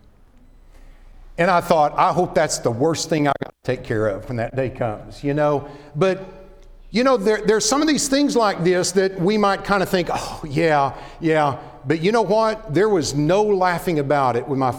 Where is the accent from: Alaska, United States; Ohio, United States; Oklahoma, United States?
Oklahoma, United States; born or raised there; moved away as an adult; also born or lived in Dallas-Fort Worth, Texas